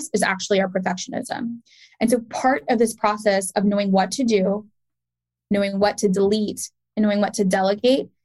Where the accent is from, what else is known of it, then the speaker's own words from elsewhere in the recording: Pakistan; I'm Pakistani